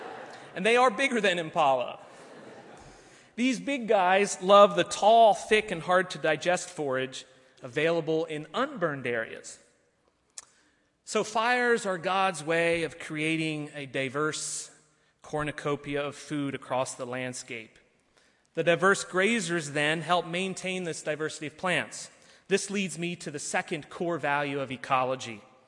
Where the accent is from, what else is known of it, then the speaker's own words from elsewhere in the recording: Narok County, Kenya; I was born in Kenya, and I spent my early years bumping around the savannas of Maasai Mara looking for wildlife